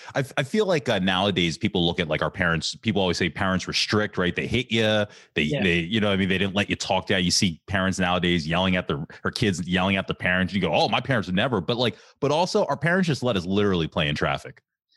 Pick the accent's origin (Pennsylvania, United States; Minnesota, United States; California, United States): Pennsylvania, United States; Ambler; I grew up in South Ambler